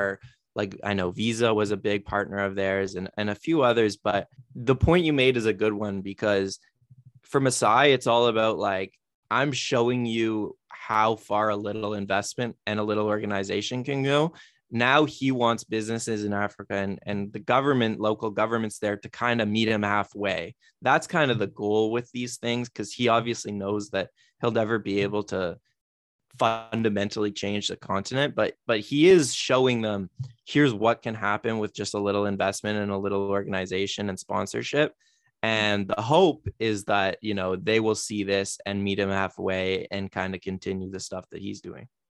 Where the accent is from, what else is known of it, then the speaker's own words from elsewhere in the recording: Toronto, Ontario, Canada; born and raised in Toronto